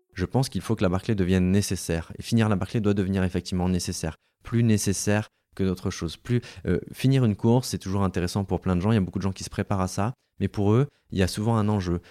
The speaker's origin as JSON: {"language": "French", "town": "Gap", "region": "Provence-Alpes-Côte d'Azur", "country": "France", "also_born_or_lived": "Lille / Paris", "said": "je suis originaire de Gap dans les Hautes-Alpes"}